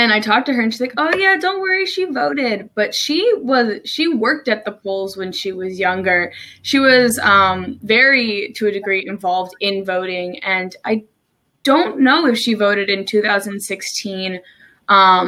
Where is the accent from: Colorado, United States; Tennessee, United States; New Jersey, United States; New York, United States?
New Jersey, United States; moved away as an adult; also born or lived in Maryland; now in Salisbury, United States